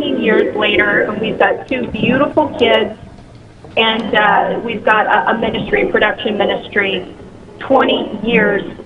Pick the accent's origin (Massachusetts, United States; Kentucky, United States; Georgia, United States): Kentucky, United States; northern; moved away as an adult; I ended up going back home to my hometown in Kentucky, a little city in northern Kentucky